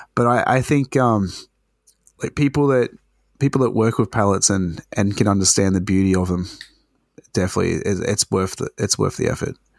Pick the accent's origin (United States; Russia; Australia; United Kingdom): Australia